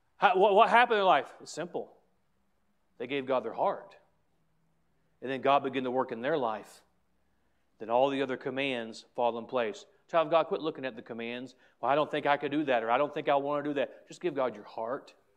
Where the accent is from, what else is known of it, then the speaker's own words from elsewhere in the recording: United States; as an American, as a Christian, as a pastor